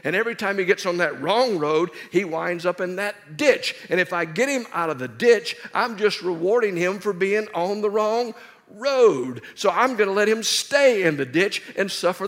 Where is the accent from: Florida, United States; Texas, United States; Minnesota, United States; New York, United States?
Texas, United States; Dallas; I'm from Dallas.